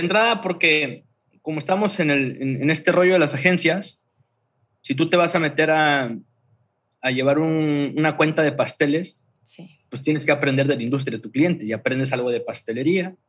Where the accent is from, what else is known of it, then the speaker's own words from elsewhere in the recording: Tuxtla Gutiérrez, Chiapas, Mexico; moved away as an adult; also born or lived in Mérida; soy originario de Chiapas, de Tuxtla Gutiérrez, Chiapas